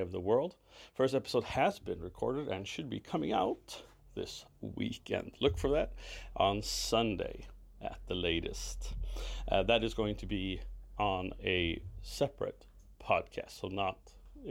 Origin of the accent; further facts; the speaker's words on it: Racine, Wisconsin, United States; in my hometown of Racine, Wisconsin